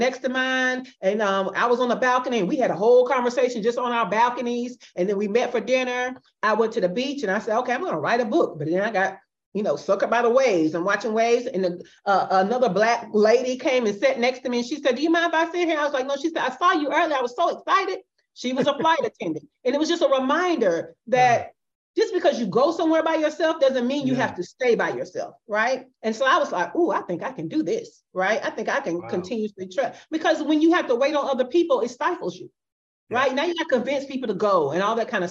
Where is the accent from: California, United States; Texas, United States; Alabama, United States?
Alabama, United States; Birmingham; moved away as an adult; now in Buenos Aires, Argentina; from Birmingham, Alabama, which is my hometown